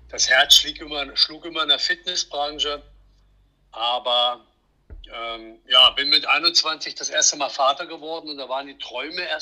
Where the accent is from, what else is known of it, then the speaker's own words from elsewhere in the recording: Thuringia, Germany; born there; bin gebürtig aus der Nähe von Erfurt im schönen Thüringen